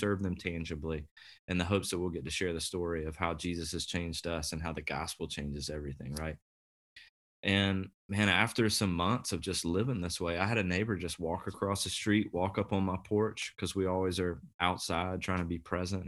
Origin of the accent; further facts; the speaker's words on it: the Southeast, Deep South, United States; moved away as an adult; now in Kansas City, United States; I was raised in the Southeast, so the deep, deep South